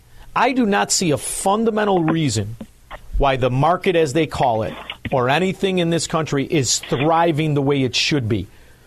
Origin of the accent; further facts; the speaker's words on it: Chicago, Illinois, United States; So I'm from Chicago, Illinois.